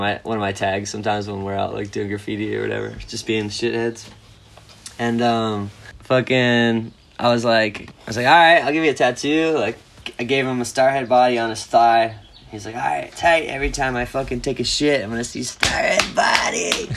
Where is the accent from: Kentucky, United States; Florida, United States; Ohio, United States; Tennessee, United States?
Florida, United States; growing up in Florida